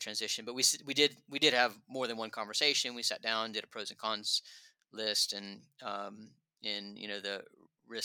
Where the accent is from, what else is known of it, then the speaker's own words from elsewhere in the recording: United States; moved away as an adult; now in London, United Kingdom; I'm still an American in my soul